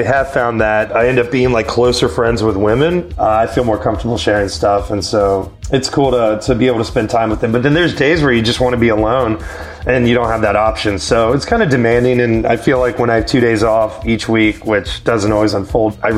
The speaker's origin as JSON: {"language": "English", "region": "Virginia", "country": "United States", "also_born_or_lived": "Albuquerque, New Mexico", "moved": "yes", "said": "I'm from Virginia"}